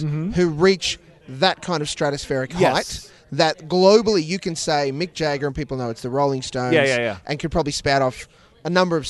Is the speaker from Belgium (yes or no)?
no; Australia; as an Australian, I can report back.